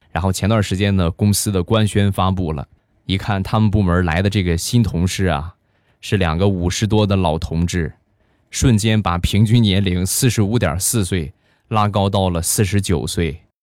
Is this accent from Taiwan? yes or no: no; China; 我们中国人在激动的时候都会说的两个字儿